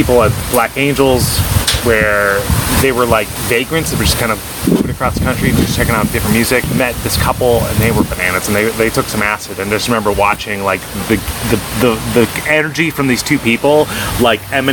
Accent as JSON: {"language": "English", "town": "Portland", "region": "Maine", "country": "United States", "said": "I'm from Portland, Maine, which is only so hip"}